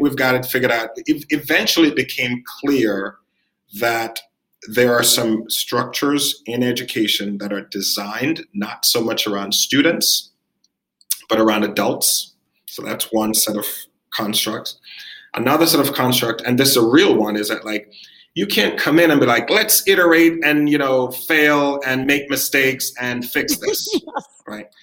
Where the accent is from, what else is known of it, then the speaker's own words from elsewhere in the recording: Jamaica; moved away; also born or lived in New York; I'm Jamaican. I was born in the Caribbean. I'm an immigrant. I came to New York.